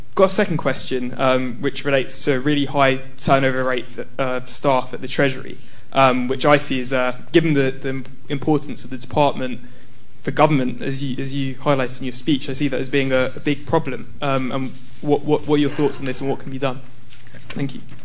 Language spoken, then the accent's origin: English; India; moved away as an adult; now in London, United Kingdom; I am an Indian civil servant